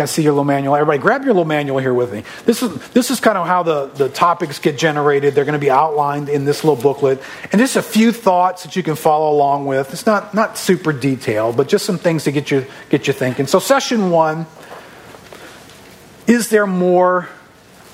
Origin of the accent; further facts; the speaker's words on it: River Ridge, Louisiana, United States; I'm a local. I grew up in River Ridge, so I'm not from too far from here